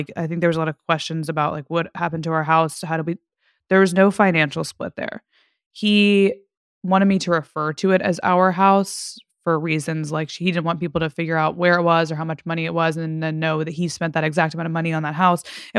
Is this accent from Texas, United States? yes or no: yes; Fort Worth, Texas, United States; because I'm from Texas. It's close to my hometown in Fort Worth.